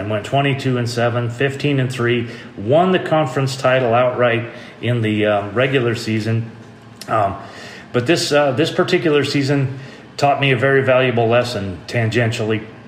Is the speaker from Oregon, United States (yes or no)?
yes; Medford, Oregon, United States; I'm originally from Medford, Oregon